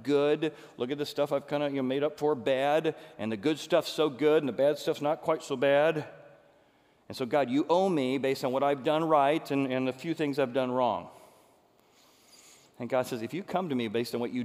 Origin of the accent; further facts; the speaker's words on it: Chicago, Illinois, United States; I'm from Chicago